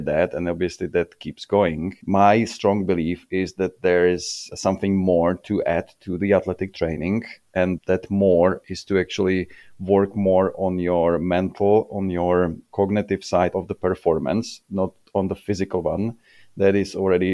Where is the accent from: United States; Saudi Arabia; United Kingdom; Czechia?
Czechia; I'm coming from Czech